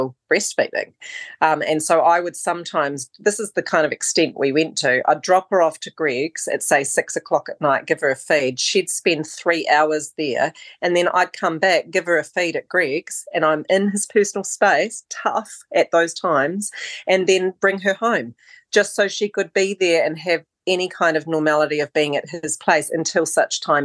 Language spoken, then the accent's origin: English; Christchurch, Canterbury, New Zealand; born or raised there; also born or lived in Oamaru, New Zealand / Wellington, New Zealand / Queenstown, New Zealand